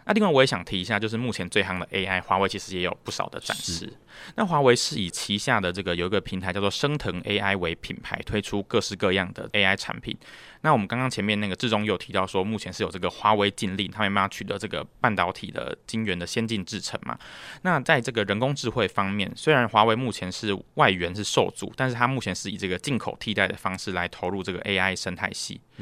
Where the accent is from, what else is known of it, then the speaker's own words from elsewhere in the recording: Taiwan; 台湾来的